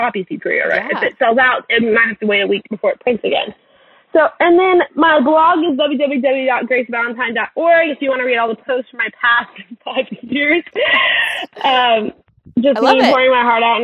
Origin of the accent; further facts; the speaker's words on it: Louisiana, United States; moved away; also born or lived in Texas; I grew up in Louisiana.